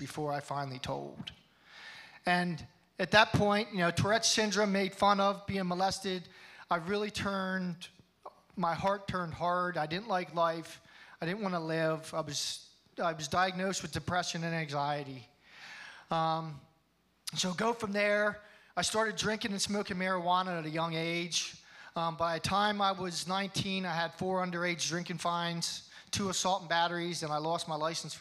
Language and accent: English; Hershey, Pennsylvania, United States; I was born in Hershey, Pennsylvania. I was raised in a family that went to church